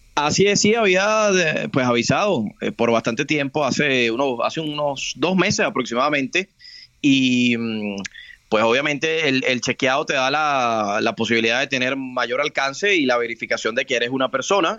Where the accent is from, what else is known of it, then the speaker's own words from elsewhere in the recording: Venezuela; now in Colombia; Yo soy inmigrante, yo estoy en Colombia en este momento, soy venezolano